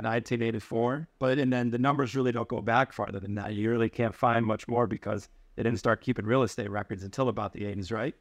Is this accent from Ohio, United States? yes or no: no; upstate New York, United States; moved away as an adult; now in New York City, United States; I grew up in upstate New York